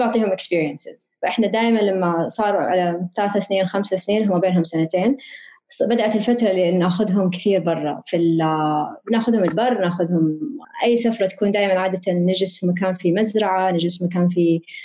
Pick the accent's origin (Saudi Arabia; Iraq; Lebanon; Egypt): Saudi Arabia; Riyadh, Riyadh Province; أنا كبرت في الرياض